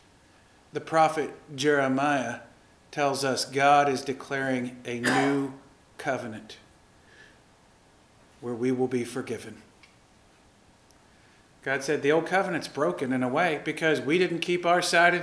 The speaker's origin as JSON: {"language": "English", "region": "the South", "country": "United States", "tie": "born or raised there", "said": "I grew up Lutheran in the South."}